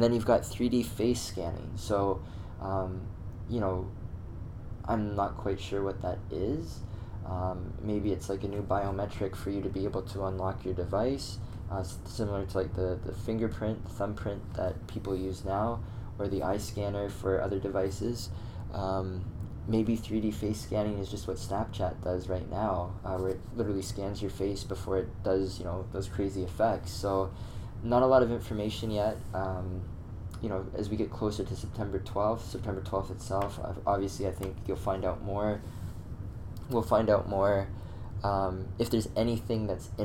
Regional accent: Atlanta, Georgia, United States; growing up in Atlanta for a long time.

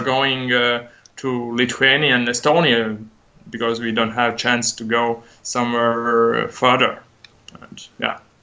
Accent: Latvia; we are from Latvia

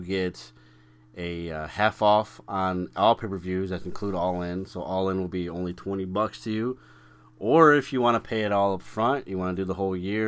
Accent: Chicago, Illinois, United States; I'm from Chicago. I'm so proud of my city

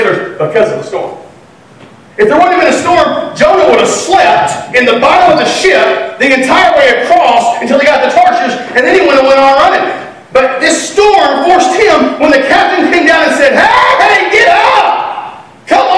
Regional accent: Texas, United States; I'm from Texas.

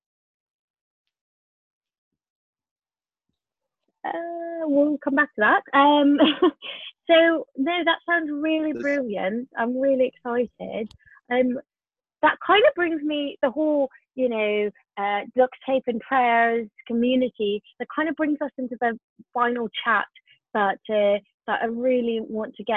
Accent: Canada; moved away; I grew up in Canada.

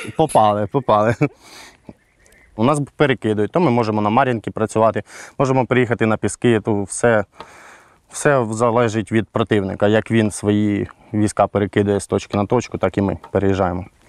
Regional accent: Kherson Oblast, Ukraine; Я сам з Херсонщини

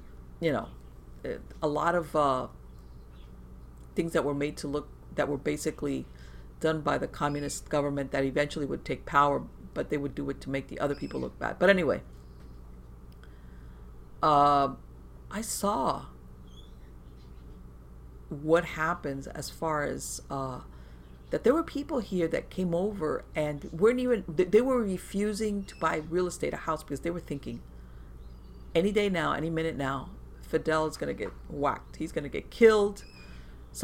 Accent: Miami, Florida, United States; born or raised there

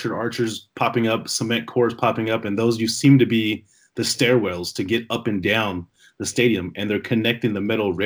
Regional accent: San Jose, California, United States; now in Las Vegas, United States; I'm from San Jose, California, but I actually live in Vegas now

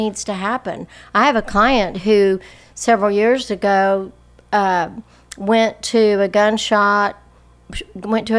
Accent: Lubbock, Texas, United States; I grew up in Lubbock

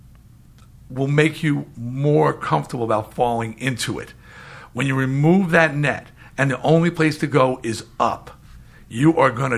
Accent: New York, United States; we're both from New York and we're both from the same era

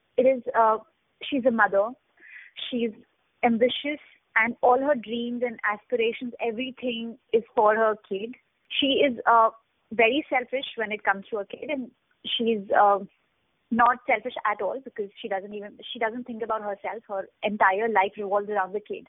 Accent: Jammu, Jammu and Kashmir, India; I'm from Jammu. My hometown is Jammu, and I have uh, read Urdu as a kid

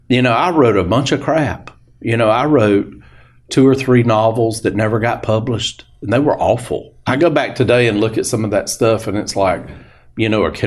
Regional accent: Tennessee, United States; They thought that was hilarious that I had come up there all the way from, from Tennessee to do this.

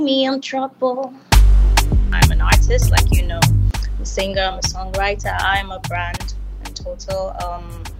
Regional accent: Kaduna, Kaduna State, Nigeria; also born or lived in Delta State, Nigeria; now in Lagos, Nigeria; I grew up in Kaduna, literally lived like a lot of my life, my young childhood in Kaduna before moving to Lagos.

